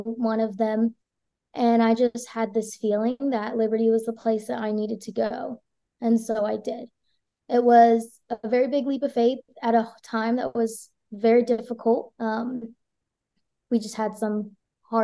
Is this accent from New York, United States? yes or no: no; South Carolina, United States; also born or lived in Guatemala; I was born in Guatemala. I was adopted when I was 3 months old and I was raised in South Carolina